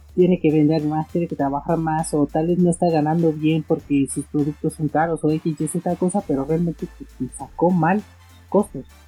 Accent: Mexico; en mi país, México

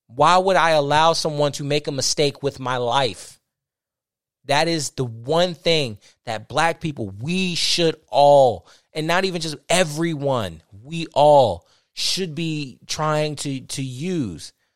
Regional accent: United States; I'm an American

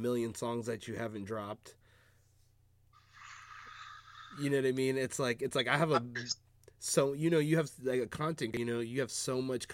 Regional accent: Seattle, Washington, United States; growing up in Seattle

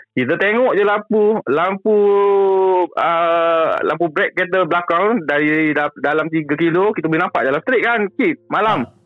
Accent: Kota Bharu, Kelantan, Malaysia; saya ni orang KB Kelantan

